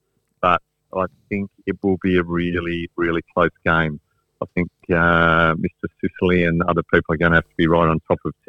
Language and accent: English; Devonport, Tasmania, Australia; also born or lived in Launceston, Tasmania / Hobart, Tasmania; now in Adelaide, Australia; I was born in Lonnie and grew up sort of Devonport Olveston area. And then years in Hobart at uni as well. But home sort of Lonnie now.